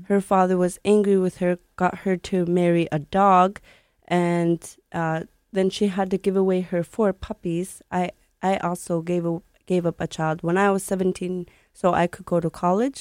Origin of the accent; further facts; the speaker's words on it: Sanikiluaq, Nunavut, Canada; I grew up in Sanikiloak. It's a community in the middle of the Hudson Bay, right near Quebec. Not near Nunavut at all